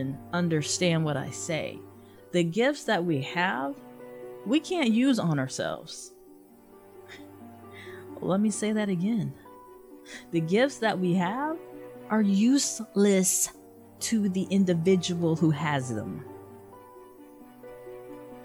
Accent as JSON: {"language": "English", "region": "the South", "country": "United States", "tie": "born or raised there", "said": "Growing up in the South, especially when you have a very religious Southern family"}